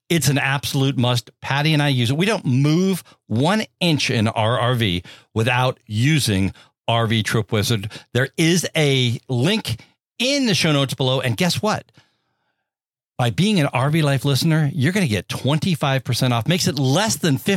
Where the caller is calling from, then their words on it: Washington, United States; from Washington State, and my question is this Does the campground charge to receive packages?